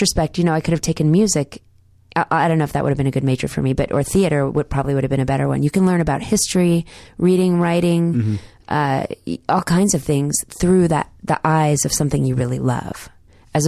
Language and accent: English; Dallas, Texas, United States; accent: Southern; I grew up in Dallas in the 80s mostly